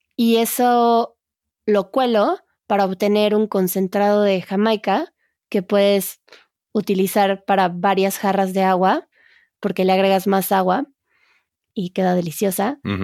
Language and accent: Spanish; Mexico; yo como buena mexicana